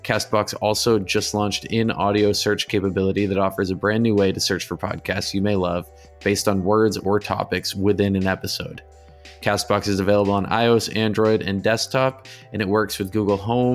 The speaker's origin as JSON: {"language": "English", "town": "Exeter", "region": "New Hampshire", "country": "United States", "tie": "born or raised there", "said": "I grew up in Exeter, New Hampshire, which is a pretty historical place"}